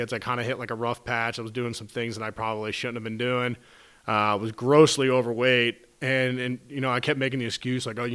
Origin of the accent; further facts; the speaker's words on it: Cincinnati, Ohio, United States; We grew up in Cincinnati, Ohio